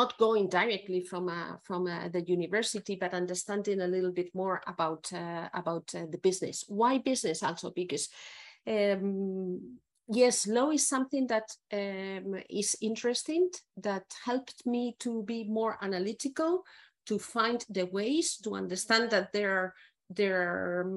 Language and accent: English; Salamanca, Castile and León, Spain; English is a second language; moved away as an adult; also born or lived in Oregon, United States; now in Switzerland; So I grew up and studied in Salamanca